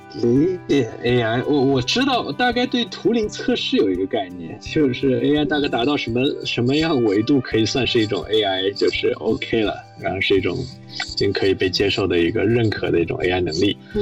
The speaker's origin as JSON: {"language": "Chinese", "region": "Shanghai", "country": "China", "tie": "born or raised there", "also_born_or_lived": "Princeton, United States", "moved": "as an adult", "said": "我是上海人，我在上海读公校长大的"}